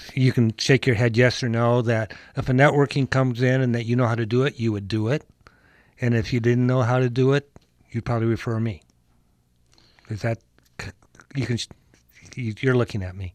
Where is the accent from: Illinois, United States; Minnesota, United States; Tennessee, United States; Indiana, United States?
Minnesota, United States; I'm from Minnesota, where everybody is above average